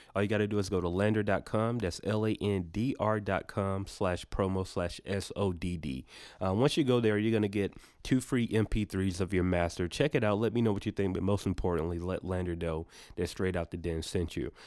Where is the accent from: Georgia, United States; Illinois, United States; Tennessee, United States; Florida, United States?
Georgia, United States; Atlanta; we're, we're from Atlanta